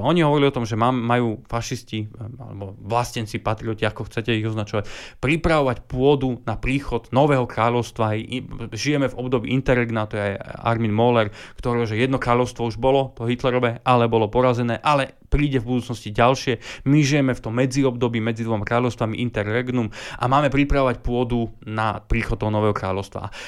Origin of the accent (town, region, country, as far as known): Slovakia